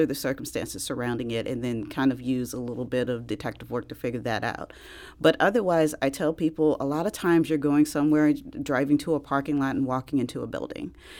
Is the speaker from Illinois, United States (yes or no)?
yes; East St. Louis, Illinois, United States; I'm actually originally from East Saint Louis, so right across the river